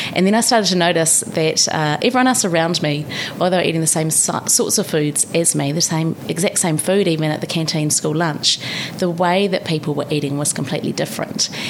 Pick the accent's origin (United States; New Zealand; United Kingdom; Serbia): New Zealand; Palmerston North, Manawatū-Whanganui; moved away as an adult; also born or lived in Christchurch / Paris / Canberra; now in Wellington, New Zealand; We met in Palmerston North, my hometown